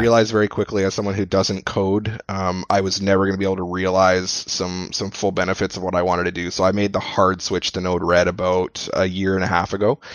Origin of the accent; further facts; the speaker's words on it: Edmonton, Alberta, Canada; I'm from Edmonton, so I'm you know another Canadian